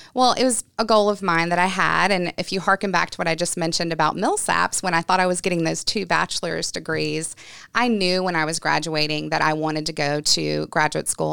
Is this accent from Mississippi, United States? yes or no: yes; Gulfport, Mississippi, United States; I am from Gulfport, Mississippi. which is on the coast of Mississippi, um, and I was born there, raised there, and my grandparents raised me